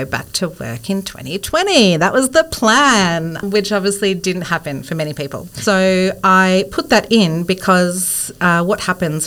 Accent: Bendigo, Victoria, Australia; also born or lived in Melbourne; I grew up in Bendigo, but moved

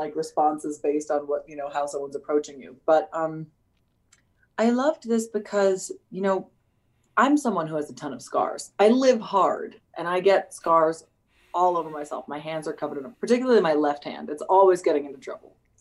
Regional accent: United States; also born or lived in United Kingdom; I'm probably the first American actor who's been hired to play a British character

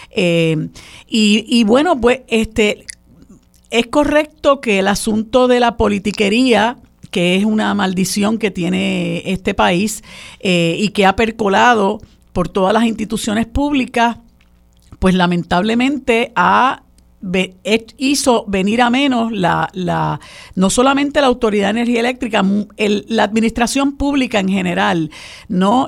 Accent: Puerto Rico

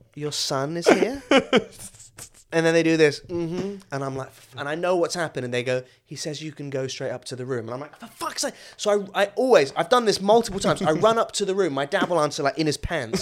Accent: Suffolk, East of England, United Kingdom; moved away as an adult; also born or lived in Malaysia; now in London, United Kingdom; I was born in England, but I grew up in Malaysia, and then I moved back to Suffolk when I was, like, nine

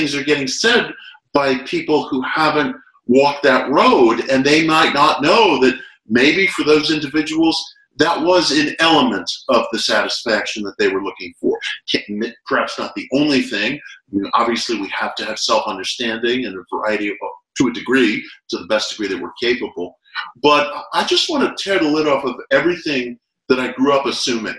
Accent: United States; as an American

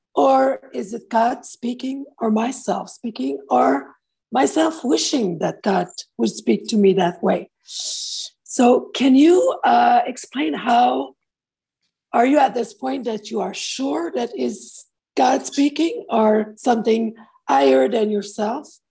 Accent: Montreal, Quebec, Canada; now in Europe; I'm originally from Montreal, Canada, but now living in Europe.

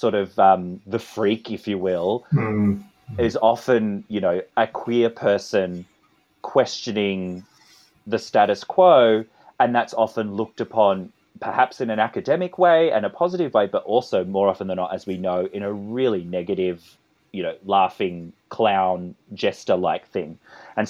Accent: Australia; accent: Australian; my Australian accent

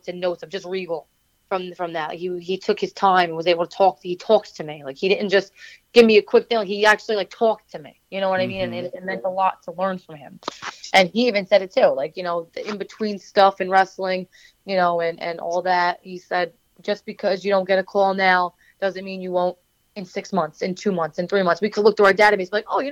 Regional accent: New Jersey, United States; I grew up in New Jersey. I didn't grow up anywhere else

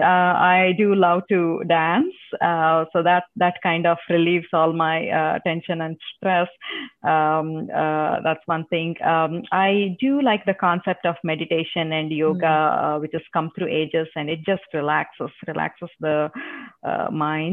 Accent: India; first language Telugu; English is a second language; now in Texas, United States; It's in Telugu. That's my mother tongue.

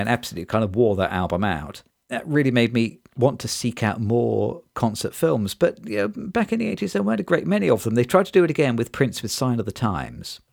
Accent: Nottingham, East Midlands, United Kingdom; I grew up in Nottingham, which is in the East Midlands in the U K

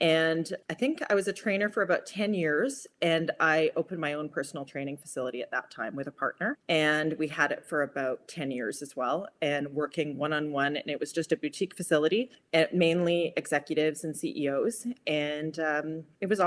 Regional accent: Vancouver, British Columbia, Canada; I'm from Vancouver, Canada

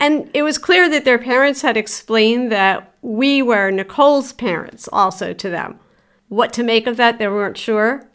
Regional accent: Philadelphia, Pennsylvania, United States; also born or lived in Rockledge, Pennsylvania; I was raised in Philadelphia for seven years, and then we moved outside of Philadelphia to a little borough called Rock Ledge

